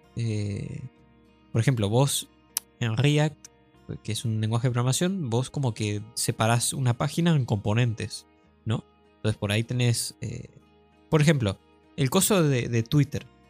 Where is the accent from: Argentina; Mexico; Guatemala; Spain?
Argentina; somos argentinos